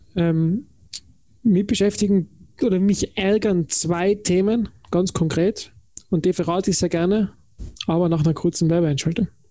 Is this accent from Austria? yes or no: yes; Tyrol, Austria; ich komme aus Tirol